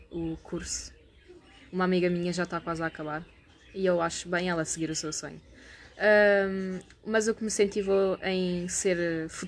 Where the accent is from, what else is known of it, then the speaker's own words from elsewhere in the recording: England, United Kingdom; born there; tanto como eu nasci em, na Inglaterra